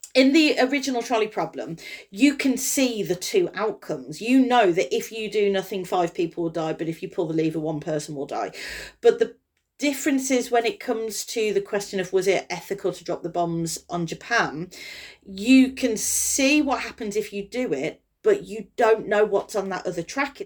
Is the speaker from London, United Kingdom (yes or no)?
no; Kidderminster, West Midlands, United Kingdom; my hometown